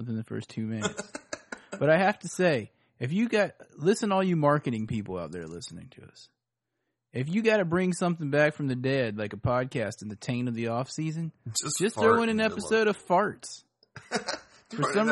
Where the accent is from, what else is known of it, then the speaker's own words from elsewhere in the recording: Virginia Beach, Virginia, United States; in Virginia Beach, Virginia, my hometown